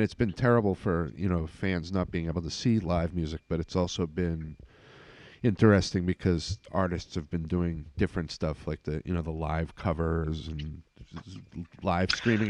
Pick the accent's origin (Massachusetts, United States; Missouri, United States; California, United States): Massachusetts, United States; Swampscott; also born or lived in Salem, Massachusetts; now in Wrentham, United States; I grew up in Swampscott and Salem in that area, but I live down here now.